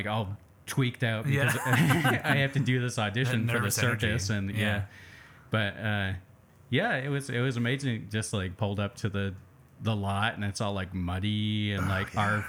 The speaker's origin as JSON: {"language": "English", "region": "New Hampshire", "country": "United States", "also_born_or_lived": "Vermont", "said": "I'm from New Hampshire."}